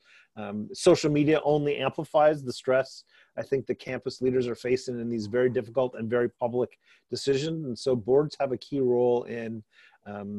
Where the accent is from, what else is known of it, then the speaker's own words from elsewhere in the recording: East Lansing, Michigan, United States; I grew up in East Lansing.